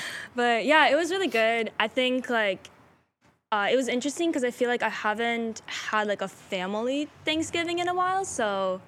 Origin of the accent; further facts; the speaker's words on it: Chicago, Illinois, United States; also born or lived in Russia; I came from Chicago.